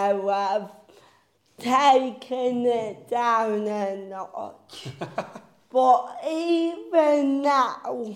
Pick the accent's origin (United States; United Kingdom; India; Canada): United Kingdom; Bridlington, Yorkshire and the Humber; also born or lived in Huddersfield; growing up in Bridlington